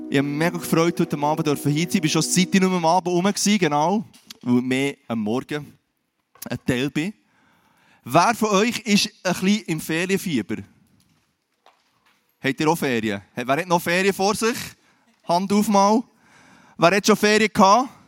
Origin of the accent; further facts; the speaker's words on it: Switzerland; Und du und ich, wir leben in der Schweiz, wir sind Schweizer